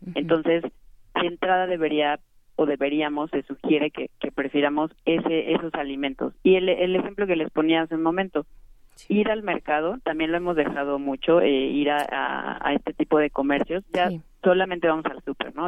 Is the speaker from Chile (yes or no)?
no; Mexico; nuestro país